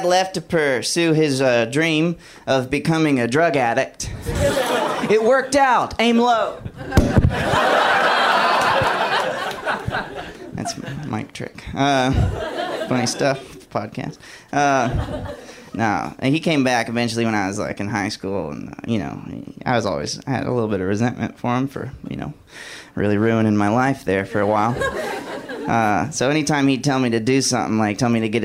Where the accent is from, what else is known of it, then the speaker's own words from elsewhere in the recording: Alabama, United States; moved away; I'm from Alabama originally